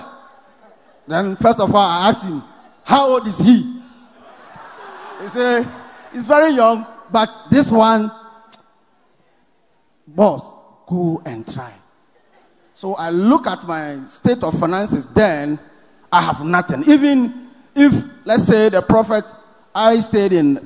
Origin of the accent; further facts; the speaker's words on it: Ghana; I'm from Ghana